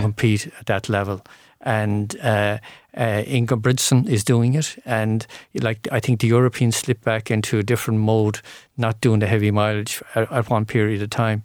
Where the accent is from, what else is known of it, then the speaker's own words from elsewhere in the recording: Bridgetown, Ireland; where I was growing up in Bridgetown